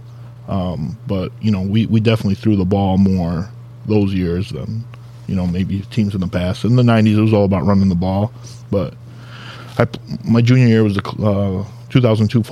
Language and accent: English; Dearborn, Michigan, United States; I grew up in East Dearborn, went to Fortson, played football at Fortson